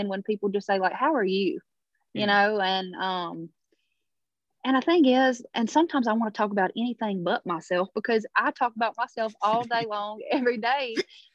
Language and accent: English; Baskin, Louisiana, United States; moved away as an adult; now in Nashville, United States; We were headed home to Louisiana